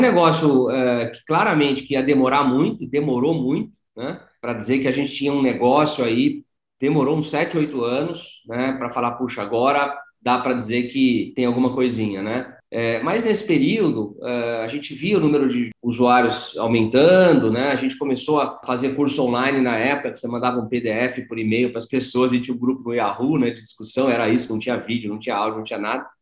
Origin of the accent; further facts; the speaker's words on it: São Paulo, Brazil; moved away as an adult; also born or lived in Piracicaba; eu sou paulistano, né? Sou de São Paulo, mas optei por vir para Piracicaba e fazer agronomia